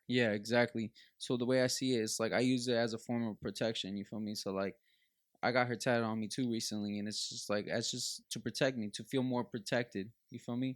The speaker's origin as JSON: {"language": "English", "town": "Los Angeles", "region": "California", "country": "United States", "tie": "born or raised there", "said": "growing up in Los Angeles"}